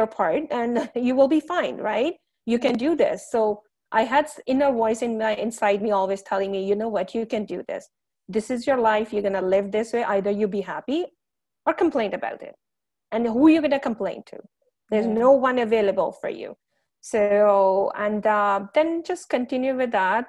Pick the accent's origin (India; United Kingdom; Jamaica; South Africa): India; moved away as an adult; now in Canada; I came from India 15 years ago as a student